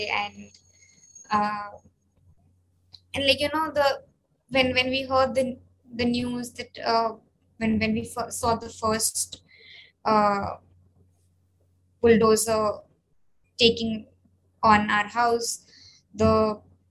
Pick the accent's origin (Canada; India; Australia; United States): India; that sense of community within ourselves as Indian Muslims